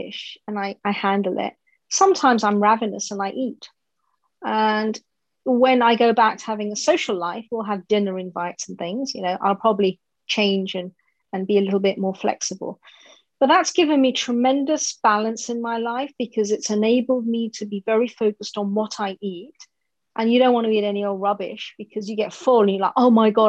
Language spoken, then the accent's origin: English; United Kingdom; I'm British Indian